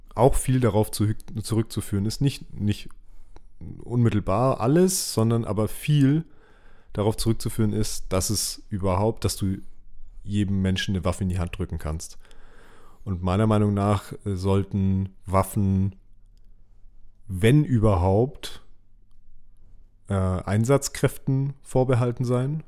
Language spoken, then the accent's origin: German; Germany; bei uns in Deutschland